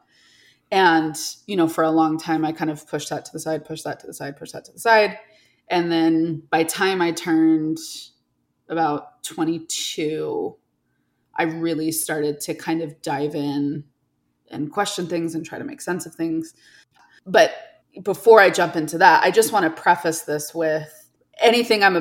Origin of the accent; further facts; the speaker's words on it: New York, United States; moved away as an adult; now in Salt Lake City, United States; I grew up in New York State